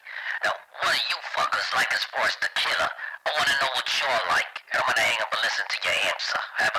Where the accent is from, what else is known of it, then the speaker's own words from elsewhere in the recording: Georgia, United States; I'm from Georgia.